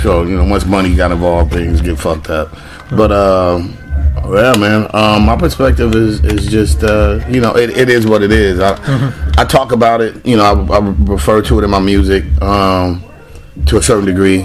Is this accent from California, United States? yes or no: yes; Los Angeles, California, United States; also born or lived in Carson, California; growing up in Watts and still being able to like live in Carson.